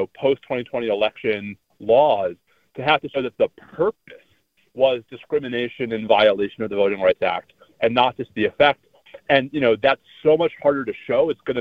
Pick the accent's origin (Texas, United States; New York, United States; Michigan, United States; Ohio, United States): Texas, United States; my home state of Texas